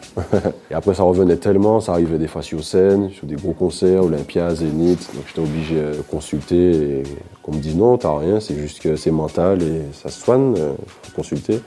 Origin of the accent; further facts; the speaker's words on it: Martinique; On a grandi ensemble en Martinique